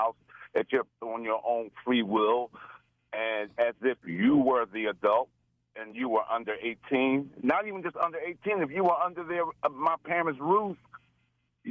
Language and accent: English; Philadelphia, Pennsylvania, United States; moved away as an adult; now in Delaware County, United States; I grew up in South Philly